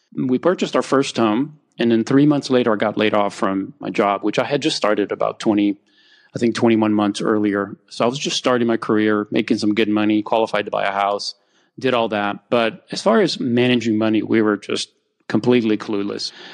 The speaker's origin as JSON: {"language": "English", "country": "Romania", "tie": "born or raised there", "moved": "yes", "lives_now": "United States", "said": "I grew up in Romania while I was still under communism"}